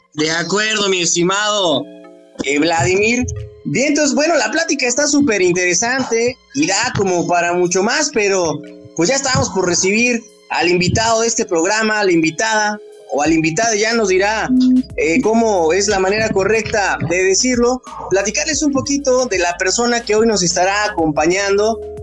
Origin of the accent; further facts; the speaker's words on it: Mexico; como mexicanos